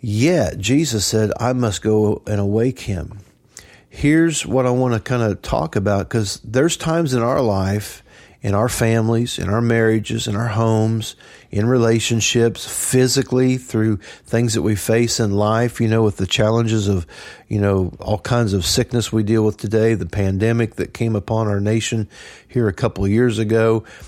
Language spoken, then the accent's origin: English; Trenton, Missouri, United States; I grew up in Trenton